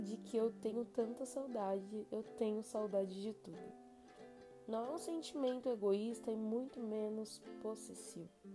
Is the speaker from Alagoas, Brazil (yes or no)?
no; São Paulo, Brazil; Como a gente é de São Paulo